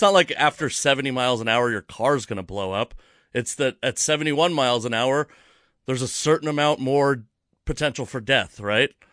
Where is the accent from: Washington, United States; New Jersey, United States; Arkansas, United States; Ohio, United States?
Washington, United States; Fife; I'm from Fife, Washington, actually, but it's basically Tacoma